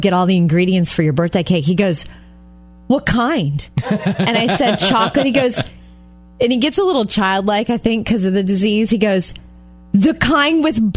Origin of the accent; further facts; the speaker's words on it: Jupiter, Florida, United States; moved away; They live in my hometown of Jupiter, Florida